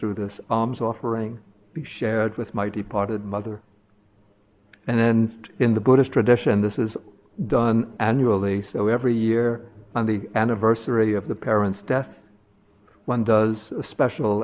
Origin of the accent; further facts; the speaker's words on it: New York City, New York, United States; I grew up in Brooklyn, the great borough of Brooklyn, 52nd Street near 12th Avenue